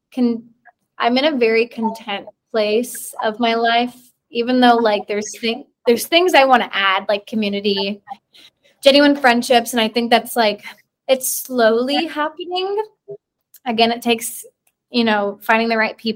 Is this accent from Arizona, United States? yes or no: no; Georgia, United States; born or raised there; moved away as an adult; now in Chattanooga, United States